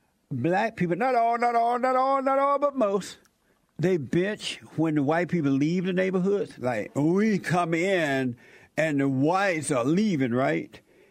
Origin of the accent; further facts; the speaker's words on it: Alabama, United States; And I grew up in Alabama